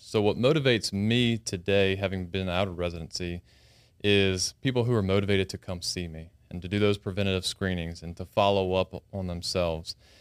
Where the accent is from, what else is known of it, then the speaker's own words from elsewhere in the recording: Baton Rouge, Louisiana, United States; I grew up in Baton Rouge